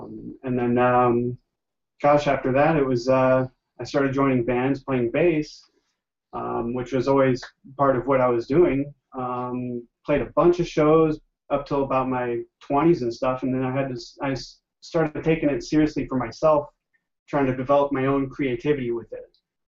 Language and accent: English; Orange County, California, United States; Oh, where am I from? The Southern California. I was born and raised in Orange County. So this is my home.